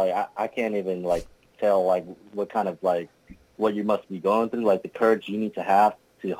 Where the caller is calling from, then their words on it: Louisiana, United States; I'm calling from Louisiana.